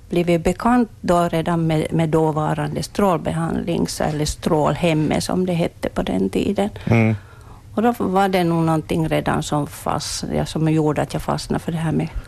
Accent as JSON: {"language": "Swedish", "area": "Munsala", "region": "Ostrobothnia", "country": "Finland", "tie": "born or raised there", "said": "Jag är född i Månsal."}